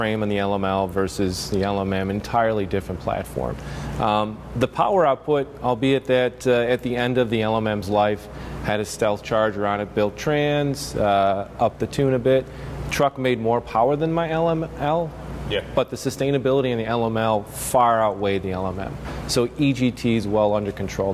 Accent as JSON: {"language": "English", "town": "Union", "region": "Illinois", "country": "United States", "tie": "born or raised there", "said": "my hometown of Union, Illinois"}